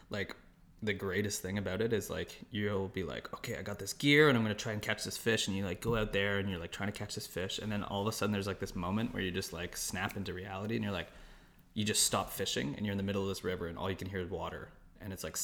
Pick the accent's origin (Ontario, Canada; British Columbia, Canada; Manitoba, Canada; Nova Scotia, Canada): Ontario, Canada; Toronto; Raised like, born and raised in Toronto.